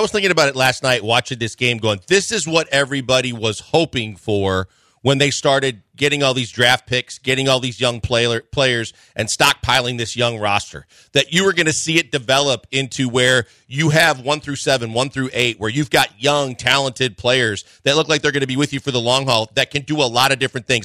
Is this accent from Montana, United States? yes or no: no; Wisconsin, United States; I'm from Wisconsin